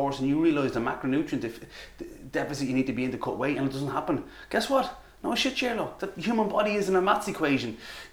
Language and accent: English; Ireland; accent: Irish; With my Irish accent